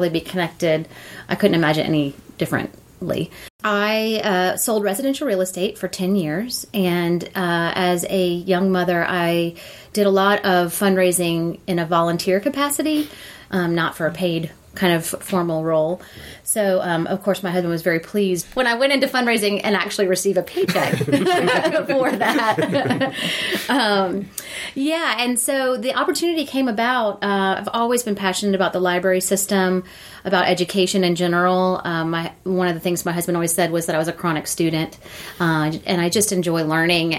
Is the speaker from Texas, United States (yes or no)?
no; Gwinnett County, Georgia, United States; also born or lived in Athens, Georgia; So I was born and raised in Gwinnett County